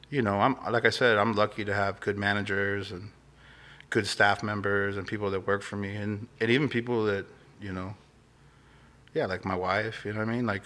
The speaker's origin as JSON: {"language": "English", "town": "Glendale", "region": "Arizona", "country": "United States", "tie": "born or raised there", "said": "I grew up in Glendale, so okay. I'm I'm from, you know, Phoenix."}